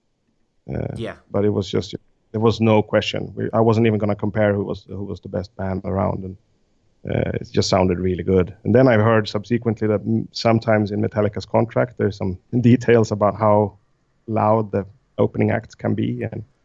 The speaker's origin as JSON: {"language": "English", "town": "Stockholm", "region": "Stockholm County", "country": "Sweden", "said": "I'm from Stockholm"}